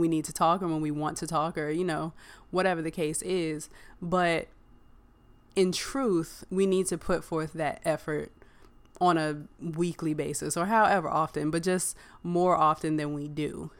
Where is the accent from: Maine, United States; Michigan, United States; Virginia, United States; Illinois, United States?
Virginia, United States; I grew up in Virginia